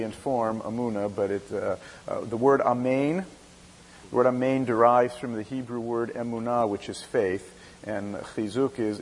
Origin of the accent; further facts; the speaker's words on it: Southern California, United States; moved away as an adult; now in Pikesville, United States; Southern California, which is my hometown